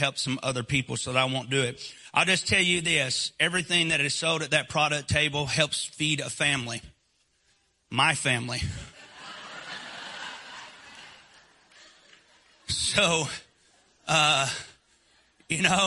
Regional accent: Northeast Alabama, United States; accent: Southern; now in Eastern Tennessee, United States; I was born and raised in Northeast Alabama, partially raised where I currently live right now as well, in the Great Smoky Mountains of Eastern Tennessee

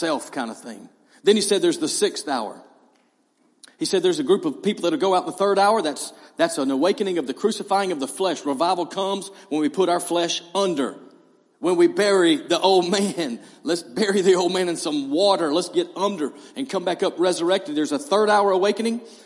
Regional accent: East Hall High School, Georgia, United States; I'm from East Hall High School.

